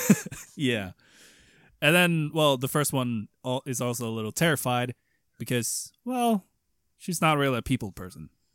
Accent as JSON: {"language": "English", "country": "Sweden", "second_language": "English", "said": "I'm not American nor English. I'm Swedish."}